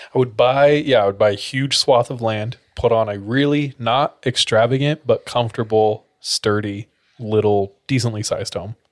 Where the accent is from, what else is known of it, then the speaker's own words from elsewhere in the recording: California, United States; where I grew up in California is the Orange Capital of, like, the world.